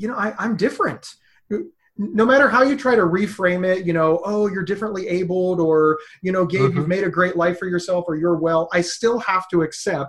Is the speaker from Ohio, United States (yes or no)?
yes; Ohio, United States; also born or lived in Pennsylvania; I was born in Pennsylvania and moved to Ohio at 2 years old